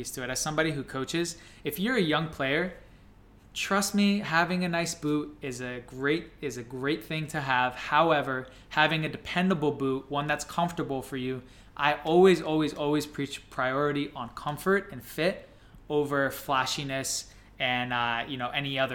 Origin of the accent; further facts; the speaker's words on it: New Jersey, United States; We're from New Jersey